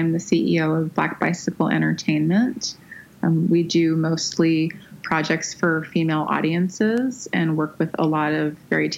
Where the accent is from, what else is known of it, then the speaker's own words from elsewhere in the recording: Windsor, Ontario, Canada; now in Los Angeles, United States; I am from Windsor, Ontario